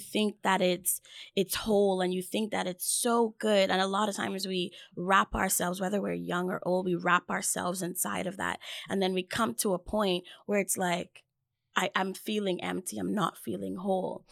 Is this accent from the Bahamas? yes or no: yes; Bahamas; moved away; I am from the Bahamas.